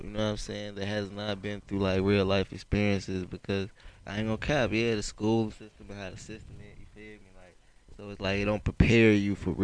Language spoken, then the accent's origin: English; Chicago, Illinois, United States; also born or lived in Blue Island, Illinois; I was still, you know what I'm saying, raised off the 9